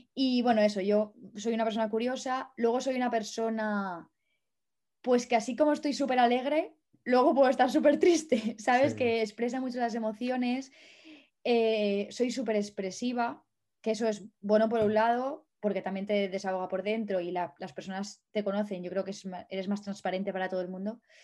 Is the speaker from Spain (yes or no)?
yes; Valencia, Valencian Community, Spain; moved away as an adult; also born or lived in Madrid / France / Germany; now in Czech Republic; yo soy de Valencia, no lo he dicho, pero soy de Valencia